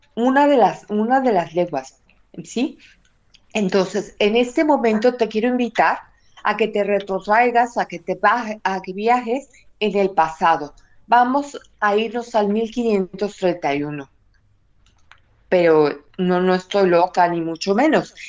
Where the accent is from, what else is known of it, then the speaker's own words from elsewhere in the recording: Mexico City, Mexico; now in Córdoba, Spain; tengo la dicha y la gracia de haber nacido en el mismo lugar donde ella se apareció y dejó su imagen